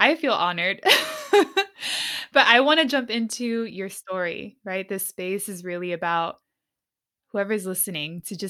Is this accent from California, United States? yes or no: yes; San Diego, California, United States; I'm from the opposite side. I'm from the West Coast. You know, growing up in San Diego is so different.